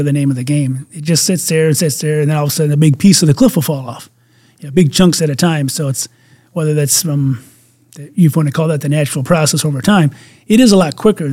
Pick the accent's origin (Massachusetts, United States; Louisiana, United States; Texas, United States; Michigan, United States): Michigan, United States; my home state of Michigan